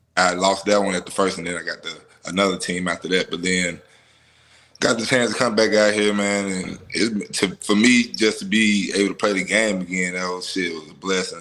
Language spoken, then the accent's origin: English; Memphis, Tennessee, United States; me growing up in Memphis